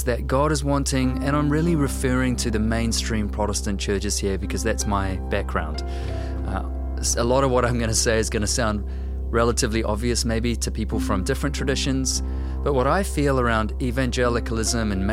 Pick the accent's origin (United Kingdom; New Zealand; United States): New Zealand